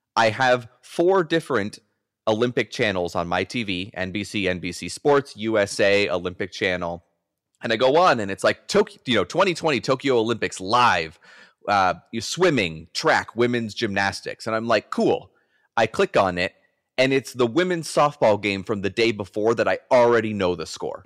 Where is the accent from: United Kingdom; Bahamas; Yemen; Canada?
Canada; I'm a Canadian